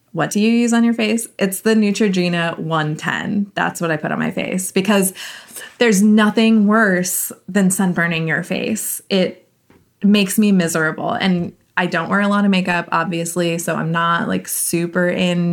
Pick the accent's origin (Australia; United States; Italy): United States; California; I'm from California